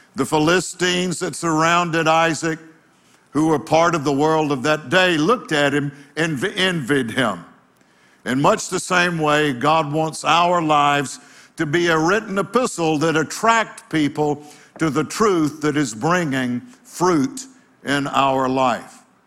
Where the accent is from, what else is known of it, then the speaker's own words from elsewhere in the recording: United States; being an American citizen